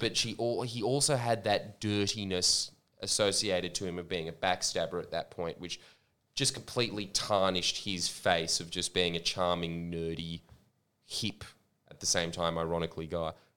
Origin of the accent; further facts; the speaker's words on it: Australia; accent: Australian; my Australian accent